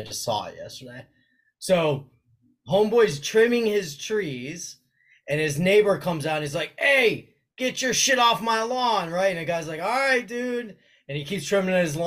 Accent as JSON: {"language": "English", "town": "Miami", "region": "Florida", "country": "United States", "tie": "born or raised there", "said": "I'm born and raised in Miami"}